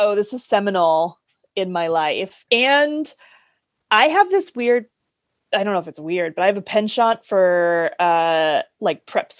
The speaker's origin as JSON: {"language": "English", "region": "California", "country": "United States", "tie": "born or raised there", "said": "No, like I grew up Catholic in California"}